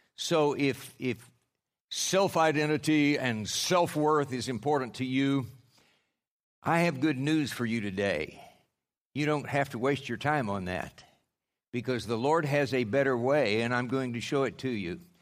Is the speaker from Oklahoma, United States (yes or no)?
yes; Oklahoma, United States; I'm from Oklahoma